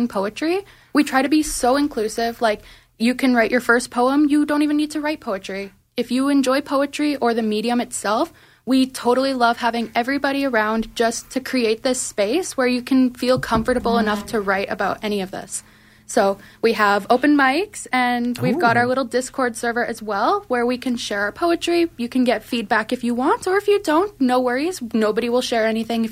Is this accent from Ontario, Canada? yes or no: no; Manitoba, Canada; moved away as an adult; I'm actually from Manitoba.